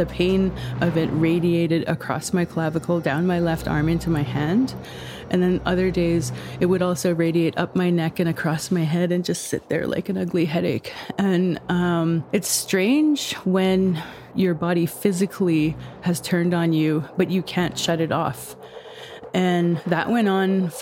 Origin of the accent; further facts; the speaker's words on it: Peawanuck, Ontario, Canada; now in Thunder Bay, Canada; I'm from Pewanik. It's on the Hudson Bay coast